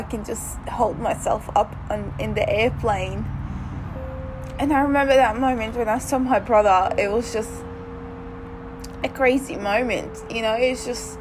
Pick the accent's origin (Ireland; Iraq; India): Iraq; also born or lived in Lebanon; now in Australia; being a girl and growing up in Iraq